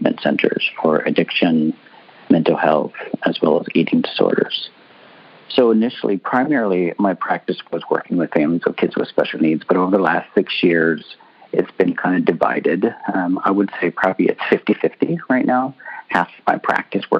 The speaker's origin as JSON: {"language": "English", "country": "Canada", "moved": "yes", "lives_now": "California, United States", "said": "I'm Canadian as well, I moved here from Canada"}